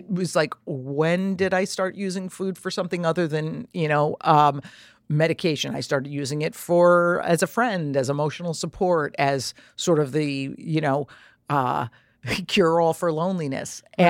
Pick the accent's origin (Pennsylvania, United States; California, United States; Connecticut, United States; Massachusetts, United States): Connecticut, United States; Trumbull; I grew up in Trumbull, Connecticut. My mother's still in our same house.